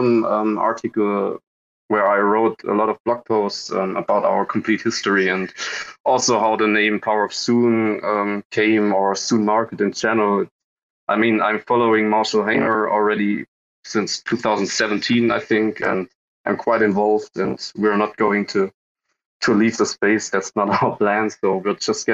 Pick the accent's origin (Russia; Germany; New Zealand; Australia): Germany; We are also coming from Germany